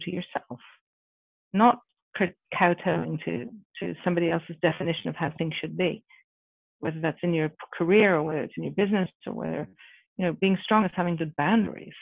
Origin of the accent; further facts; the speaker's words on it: Ireland; moved away; I come from Ireland originally